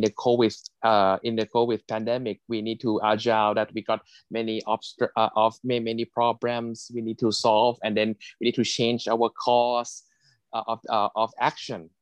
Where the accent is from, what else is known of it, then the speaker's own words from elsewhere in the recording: Thailand; is my home country in Thailand